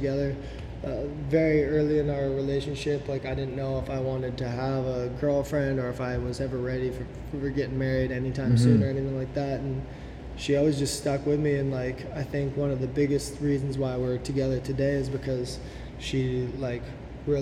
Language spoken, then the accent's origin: English; Vernon, British Columbia, Canada; also born or lived in Vancouver, Canada; we ended off in Vernon in my hometown